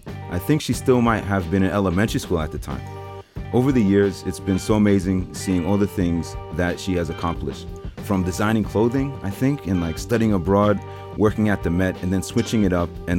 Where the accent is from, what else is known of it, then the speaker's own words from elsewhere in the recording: Brentwood, New York, United States; So we're both from Brentwood, right?